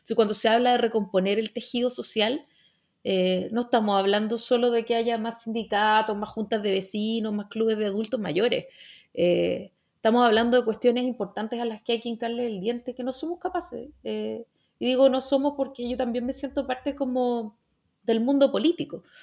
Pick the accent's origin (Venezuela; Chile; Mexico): Chile; como chilenos y chilenas